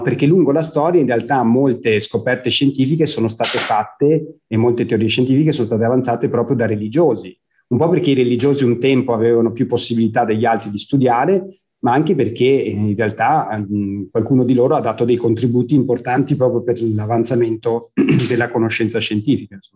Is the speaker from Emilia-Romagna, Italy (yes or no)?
no; Villafranca Padovana, Veneto, Italy; sono nato in provincia di Padova, in un piccolo paese che si chiama Villafranca Padovana